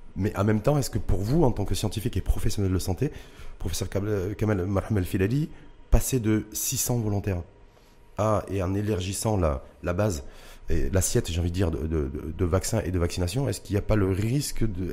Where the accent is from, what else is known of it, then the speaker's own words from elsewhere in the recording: Morocco; chez nous au Maroc